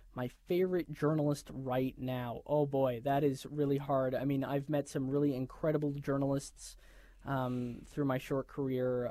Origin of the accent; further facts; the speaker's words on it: New York, United States; moved away; I'm a New Yorker